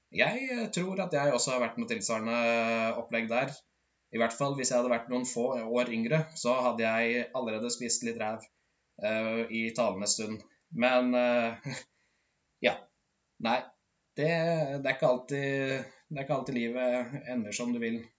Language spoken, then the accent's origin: Norwegian; Modum, Buskerud, Norway; Jeg er fra et bitte lite sted i, som heter Modum, der jeg vokste opp